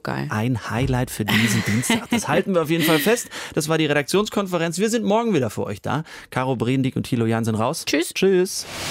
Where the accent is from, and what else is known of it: Germany